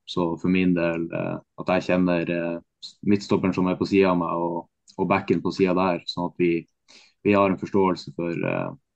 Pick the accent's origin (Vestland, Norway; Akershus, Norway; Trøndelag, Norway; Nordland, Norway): Nordland, Norway; Bodø; moved away; also born or lived in Tromsø; jeg kommer fra Bodø og har spilt i Tromsø